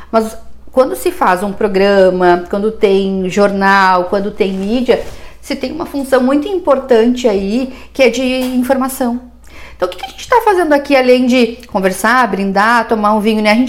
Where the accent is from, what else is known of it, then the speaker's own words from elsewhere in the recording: Porto Alegre, Rio Grande do Sul, Brazil; eu, porque eu não sou daqui, né? Eu, eu sou de Porto Alegre, enfim, e morei em várias cidades diferentes.